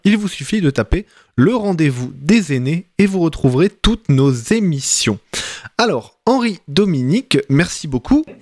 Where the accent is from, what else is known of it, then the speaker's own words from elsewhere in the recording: Lens, Hauts-de-France, France; moved away; moi, je viens du, nord de la France, à côté de Lens